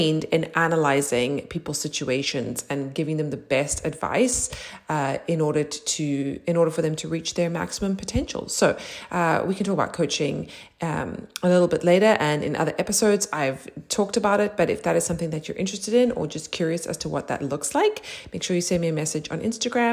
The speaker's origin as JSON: {"language": "English", "country": "South Africa", "tie": "born or raised there", "said": "growing up in South Africa"}